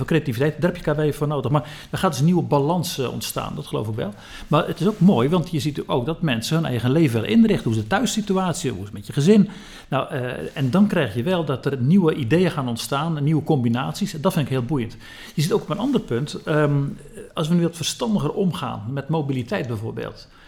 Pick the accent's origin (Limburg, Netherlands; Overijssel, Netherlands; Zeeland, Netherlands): Zeeland, Netherlands; Ik kom zelf uit Zeeland